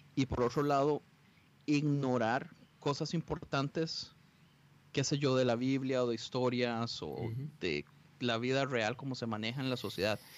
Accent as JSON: {"language": "Spanish", "country": "Costa Rica", "tie": "born or raised there", "moved": "as an adult", "lives_now": "Los Angeles, United States", "said": "yo soy de Costa Rica. Eh, viví en Costa Rica mis primeros 17 años de vida"}